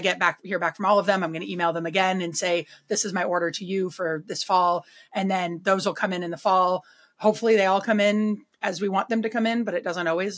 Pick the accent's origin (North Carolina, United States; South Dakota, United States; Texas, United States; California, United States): California, United States; Berkeley; now in Vermont, United States; I'm from Berkeley.